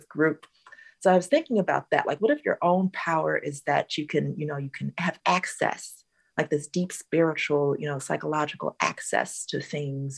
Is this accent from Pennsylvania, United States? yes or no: no; Southern California, United States; my SoCal childhood